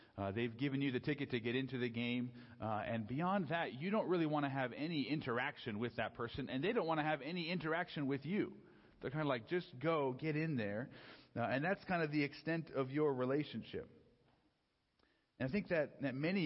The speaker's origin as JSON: {"language": "English", "town": "San Diego", "region": "California", "country": "United States", "tie": "born or raised there", "also_born_or_lived": "Los Angeles", "said": "I grew up down in San Diego"}